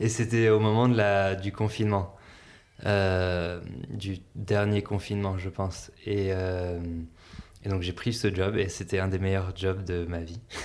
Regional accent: Antibes, Provence-Alpes-Côte d'Azur, France; moved away as an adult; also born or lived in Boston, United States / Lyon, France / San Francisco, United States / Los Angeles, United States; now in Biarritz, France; je suis né à Boston, aux États-Unis. J'ai déménagé en France quand j'avais 6 ans et euh, pour euh, habiter sur une ferme euh, avec mes parents. Et ensuite, j'ai grandi surtout dans le sud de la France, près de Nice, à, Antibes.

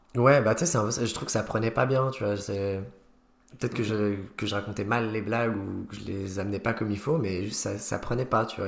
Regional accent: Haute-Savoie, Auvergne-Rhône-Alpes, France; moved away as an adult; also born or lived in Lyon; now in Nancy, France; j'ai grandi en Haute-Savoie

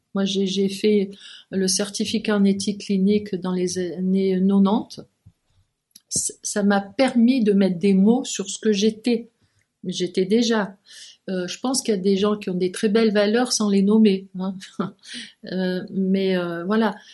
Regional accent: Provence-Alpes-Côte d'Azur, France; moved away as an adult; also born or lived in Lyon, France; now in Geneva, Switzerland; j'étais du Midi, j'étais de la Provence

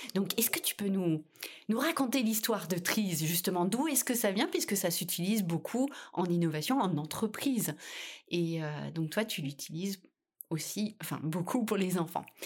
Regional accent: France; chez nous en France

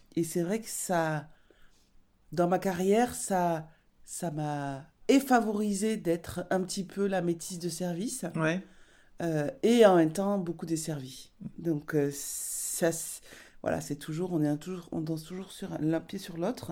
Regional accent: Basque Country, Nouvelle-Aquitaine, France; j'ai grandi au Pays Basque

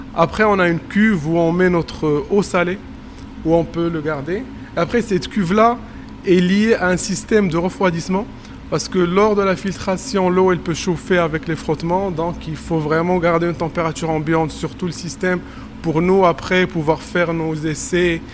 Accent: Morocco; moved away as an adult; now in Montpellier, France; je suis marocain et que j'ai travaillé au Maroc

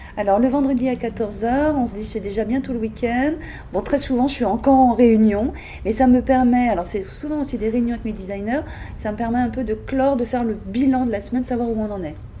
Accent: Paris, Île-de-France, France; moved away as an adult; now in Nord, France; je suis parisienne, comme je te disais, de naissance. Je suis arrivée pour mes études textiles dans le Nord

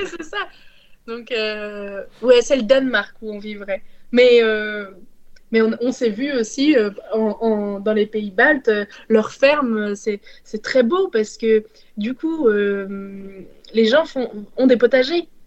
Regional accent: France; nous sommes français

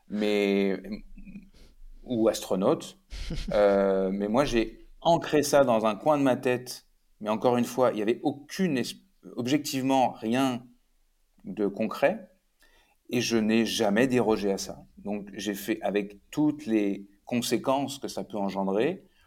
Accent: Rouen, Normandy, France; moved away as an adult; also born or lived in Paris / Quebec; je suis né et j'ai grandi à côté de Rouen

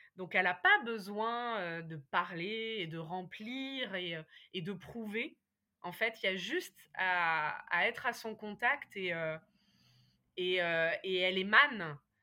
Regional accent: Berry, Centre-Val de Loire, France; moved away as an adult; also born or lived in Paris; j'avais quitté ma campagne natale. Moi, je suis née dans le, dans le Berry, hein, le pays des sorcières

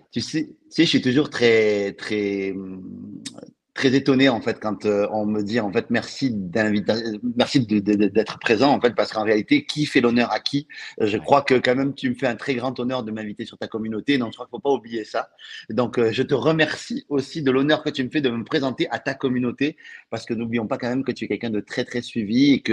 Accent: Occitania, France; accent: Toulousain; non seulement j'ai l'accent français, mais en plus j'ai l'accent toulousain, qui est dans le sud de la France. Donc, je peux taquiner personne avec mon accent.

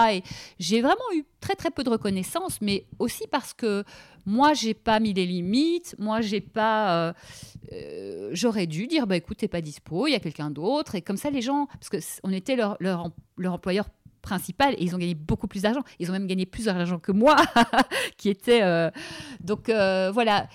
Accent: Brussels, Brussels-Capital Region, Belgium; j'ai grandi à Bruxelles

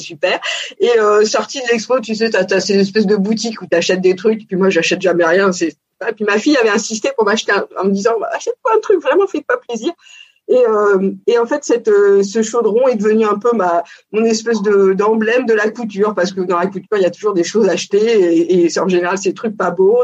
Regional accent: Paris region, Île-de-France, France; born or raised there; also born or lived in Montpellier

